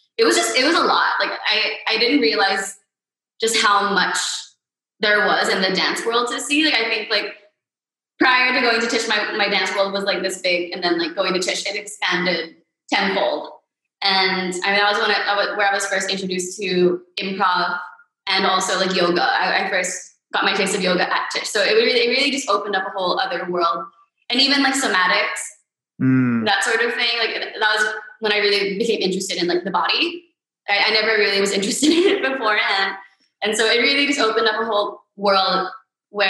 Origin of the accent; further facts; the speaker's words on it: Manila, Metro Manila, Philippines; also born or lived in United States / New York; I was born in the U.S., but I grew up here.